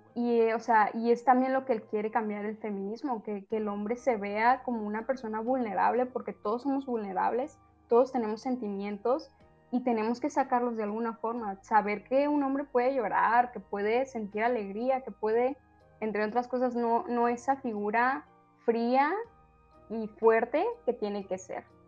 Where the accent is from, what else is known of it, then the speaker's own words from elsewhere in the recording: Sinaloa, Mexico; somos de Sinaloa, entonces se tiene un concepto y que sí, hay muchísimos hombres machistas aquí